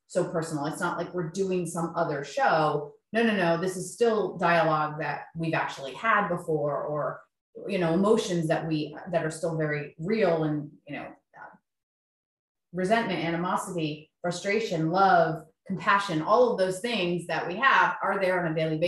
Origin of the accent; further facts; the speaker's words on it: Columbia, South Carolina, United States; we're from Columbia, South Carolina